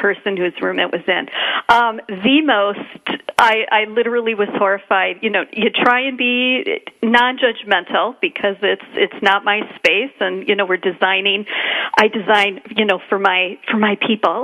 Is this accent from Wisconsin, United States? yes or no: yes; Wisconsin, United States; I'm from Wisconsin